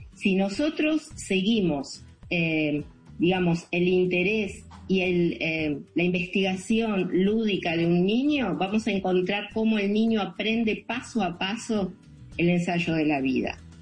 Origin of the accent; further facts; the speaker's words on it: Argentina; yo por Argentina